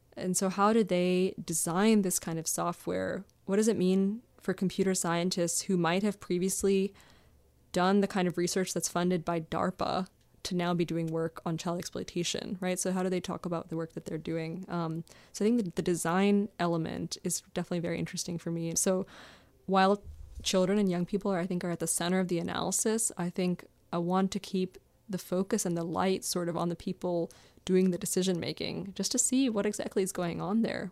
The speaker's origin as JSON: {"language": "English", "region": "Maryland", "country": "United States", "tie": "born or raised there", "said": "I grew up in Maryland"}